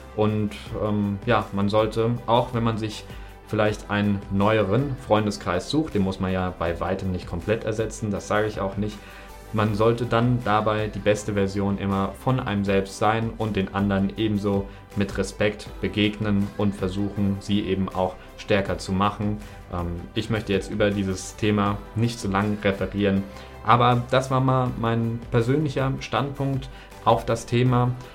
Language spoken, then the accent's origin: German; near Frankfurt, Hesse, Germany; moved away as an adult; also born or lived in Northern Germany / China; now in Cyprus; Ich komme ja aus der Nähe von Frankfurt, habe dann in Norddeutschland studiert, dann habe ich in China ein Auslandssemester gemacht, jetzt wohne ich in Zypern